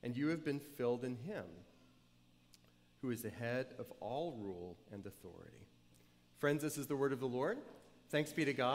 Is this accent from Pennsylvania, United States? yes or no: no; New Orleans, Louisiana, United States; moved away as an adult; also born or lived in New Hampshire; I went away, far away from where I grew up in New Orleans, went to college in New Hampshire